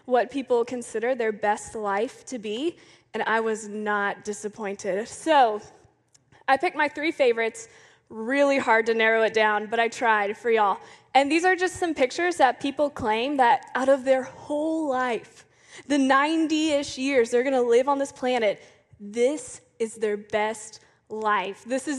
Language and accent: English; Clearwater, Florida, United States; born there; I was born in 1993 in Clearwater, Florida.